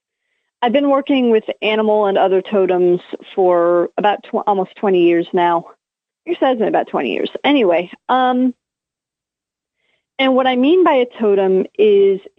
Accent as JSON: {"language": "English", "country": "United States", "said": "I am American"}